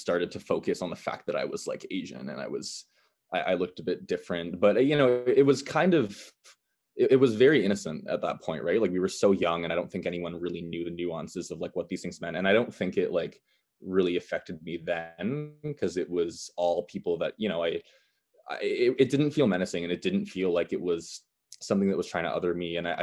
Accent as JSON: {"language": "English", "country": "Canada", "said": "me belonging to Canada and me being Canadian"}